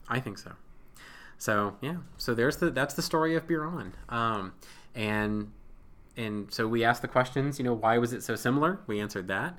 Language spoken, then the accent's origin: English; Ohio, United States; I'm from Ohio.